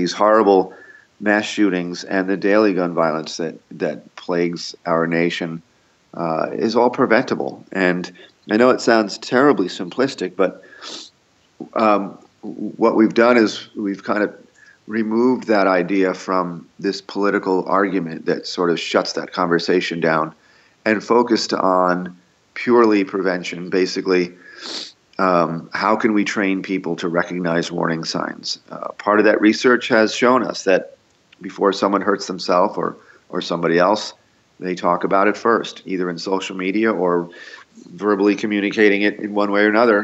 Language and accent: English; Yonkers, New York, United States; now in Newtown, United States; I'm from Yonkers